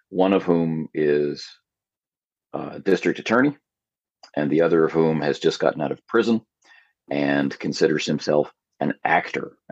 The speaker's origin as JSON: {"language": "English", "country": "Canada", "lives_now": "South Korea", "said": "our Thanksgiving here in Korea was early in September, and I'm a Canadian, so that was October."}